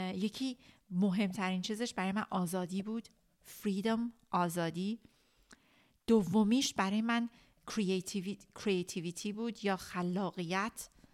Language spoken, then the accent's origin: Persian; Iran; ماهایی که ایرانی هستیم به خاطر مدل ایران وقتی که بزرگ شدیم